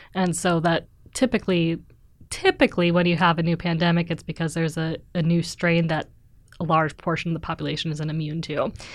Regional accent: Wisconsin, United States; moved away as an adult; also born or lived in Missouri / Pittsburgh; now in Oslo, Norway; So I'm originally from Wisconsin, which is a state in the Midwest

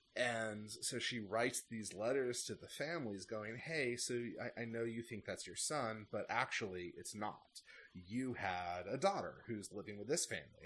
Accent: United States; as an American

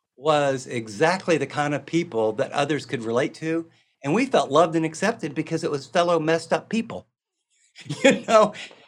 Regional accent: Midwest, United States; And, you know, I'm from the Midwest.

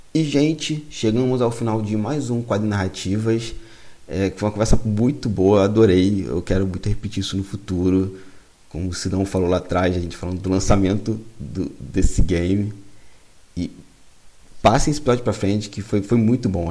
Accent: Piabetá, Rio de Janeiro, Brazil; Eu sou da Baixada Fluminense, lá em Piabetá

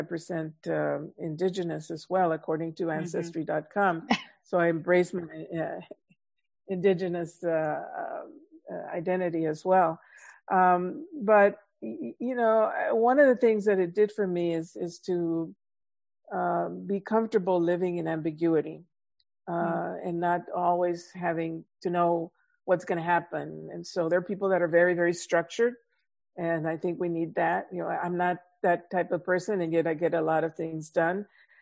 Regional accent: Laredo, Texas, United States; moved away; also born or lived in Michigan; growing up in Laredo, Texas, early on when Laredo in the, you know, 50s, late 40s, 50s, tremendous poverty there. It still has a lot of poverty, but much more so during that time. It was one of the poorest cities in the nation.

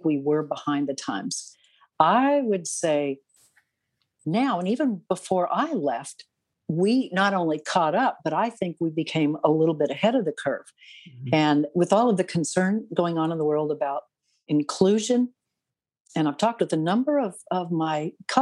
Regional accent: Canada; I'm a Canadian

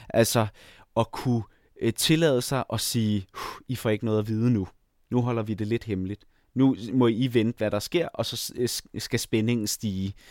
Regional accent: Jutland, Denmark; now in Copenhagen, Denmark; endelig fundet ud af, at jeg som jyde, eller i hvert fald som delvis jyde, godt kan bo i København uden at have en bil

